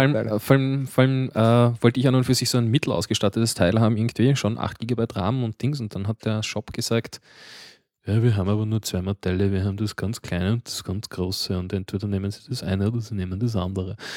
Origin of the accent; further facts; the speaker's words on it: Baden, Lower Austria, Austria; ich bin nicht einmal in Mödling geboren, ich bin noch weiter im Süden geboren